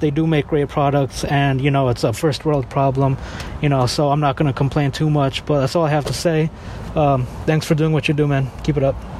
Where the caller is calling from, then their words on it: Miami, Florida, United States; I'm calling from Miami.